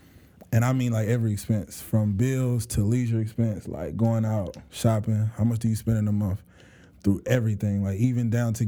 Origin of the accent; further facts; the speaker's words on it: Clayton County, Georgia, United States; I grew up in Georgia for the most part of my life. Grew up in Clayton County